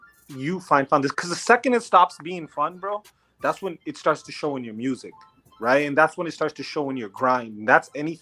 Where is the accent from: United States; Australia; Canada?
Canada; Toronto, Ontario; growing up, being born and raised in Toronto, yes, I'm North American and I speak English